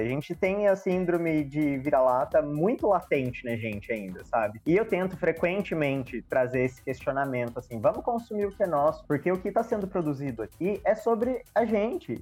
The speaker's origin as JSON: {"language": "Portuguese", "country": "Brazil", "said": "Nós não somos estadunidenses, nós somos brasileiros"}